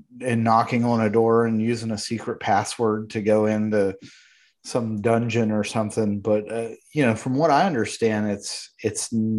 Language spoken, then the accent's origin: English; West Virginia, United States; where Mike and I grew up in West Virginia